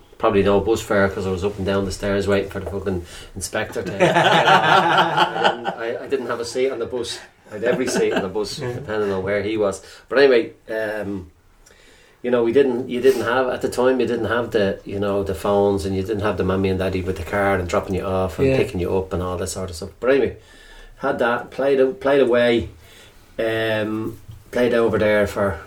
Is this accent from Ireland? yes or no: yes; Dublin, Leinster, Ireland; I'm from Crumlin.